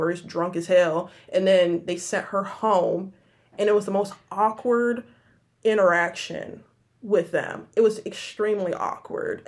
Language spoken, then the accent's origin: English; Michigan, United States; I'm from Michigan.